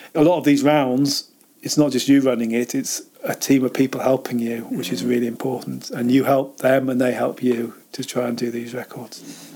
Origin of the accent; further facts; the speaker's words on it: Cambridge, East of England, United Kingdom; accent: posh southern; also born or lived in Chester / Altrincham; now in Lake District, United Kingdom; when I was about four, moved down to Cambridge